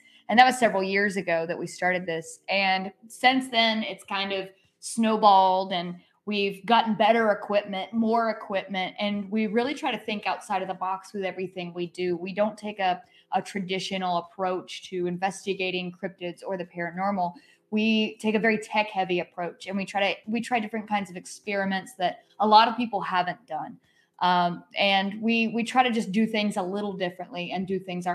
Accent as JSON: {"language": "English", "area": "Haywood County", "region": "Western North Carolina", "country": "United States", "tie": "born or raised there", "also_born_or_lived": "New Orleans", "moved": "as an adult", "lives_now": "South Carolina, United States", "said": "I'm from Haywood County"}